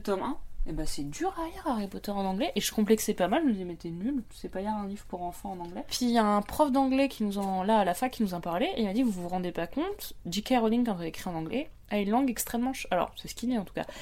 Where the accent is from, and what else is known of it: France; accent: French accent (in English)